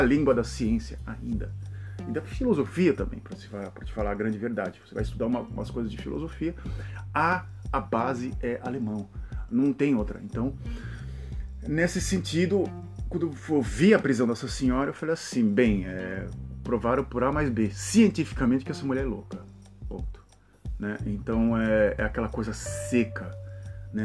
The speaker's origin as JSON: {"language": "Portuguese", "country": "Brazil", "tie": "born or raised there", "said": "sou nascido no Brasil"}